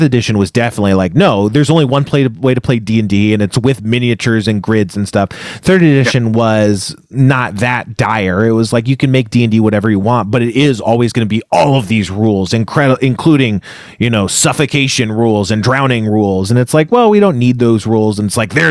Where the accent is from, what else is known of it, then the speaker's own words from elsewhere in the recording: United States; we are Americans